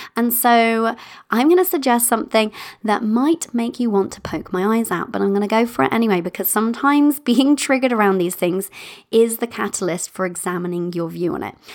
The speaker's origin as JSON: {"language": "English", "country": "United Kingdom", "said": "I'm British in that way"}